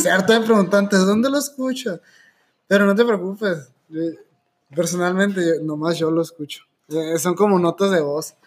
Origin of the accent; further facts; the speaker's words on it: Hermosillo, Sonora, Mexico; also born or lived in Guadalajara; crecí en Guadalajara, para los que no sabían, y cuando yo llegué, nací en Hermosillo, pero a los ocho años nos regresamos para, cuando yo tenía ocho años, ¿no? Me regresé a Hermosillo